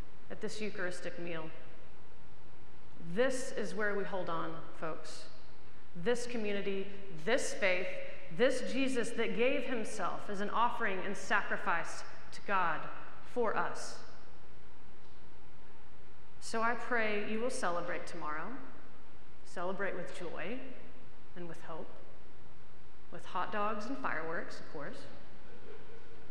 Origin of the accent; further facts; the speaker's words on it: United States; as American Episcopalians, we practice our faith